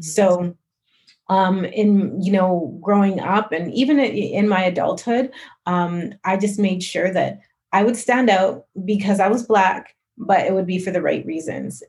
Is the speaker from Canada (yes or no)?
yes; Calgary, Alberta, Canada; growing up in Calgary